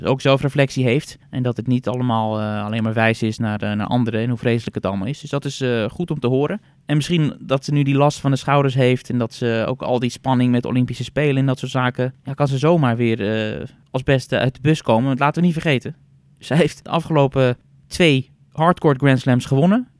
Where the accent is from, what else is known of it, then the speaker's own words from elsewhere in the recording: Netherlands; wij weten natuurlijk als Nederlanders